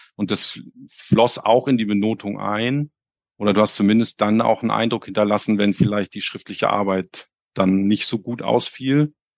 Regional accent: Hamburg, Germany; ich komme ja aus Hamburg

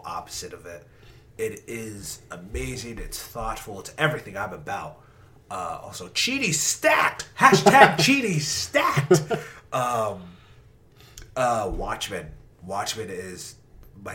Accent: Irving, Texas, United States; my hometown of Irving, Texas

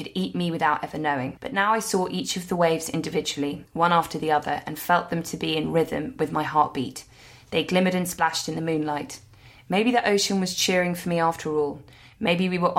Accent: London, United Kingdom; as a Londoner

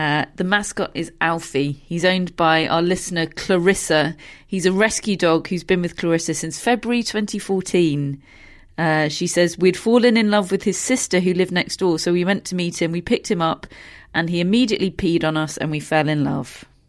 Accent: United Kingdom; being British

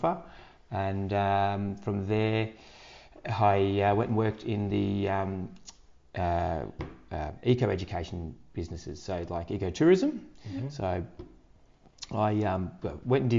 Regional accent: Park Orchards, Victoria, Australia; also born or lived in Point Lonsdale; I grew up in, yeah, in Park Orchards, that area.

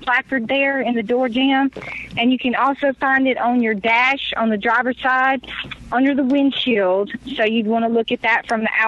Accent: the Mississippi Delta, United States; I'm from the Delta and from where, you know, blues comes from

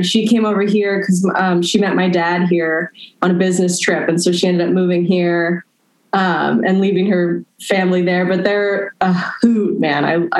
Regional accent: Los Angeles, California, United States; Well, at the time, it was just really, really far from Los Angeles.

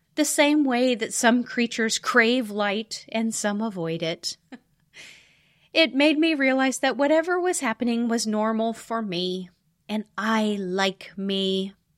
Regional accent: the American West, United States; I grew up in the American West

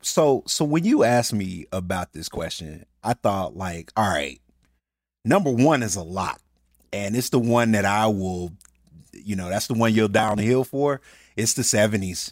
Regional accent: Birmingham, Alabama, United States; moved away; I'm originally from Birmingham, Alabama

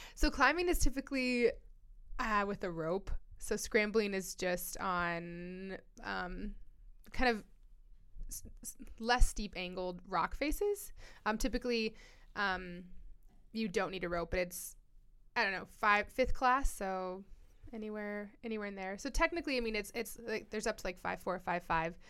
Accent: Colorado, United States; born and raised in Colorado

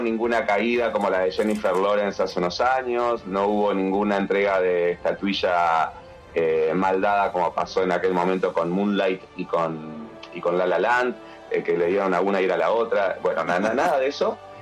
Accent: Uruguay; soy de Uruguay

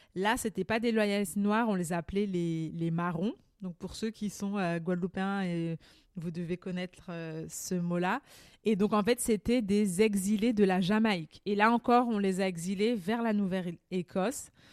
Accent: Martinique; now in Canada; je suis martiniquaise

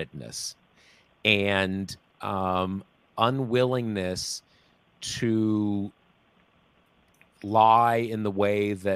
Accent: California, United States; also born or lived in Missouri; I was born in Missouri and I was raised in California.

